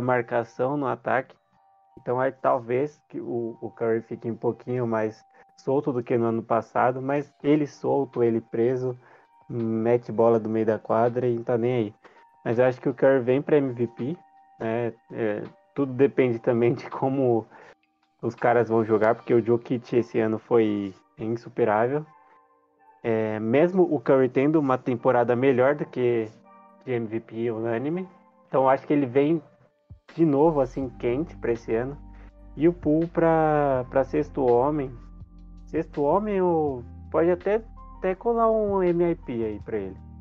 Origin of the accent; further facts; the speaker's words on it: Brazil; a gente é brasileiro